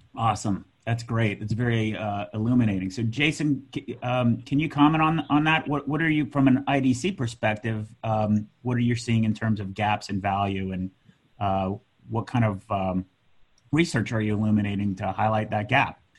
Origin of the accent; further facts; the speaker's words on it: United States; I'm American.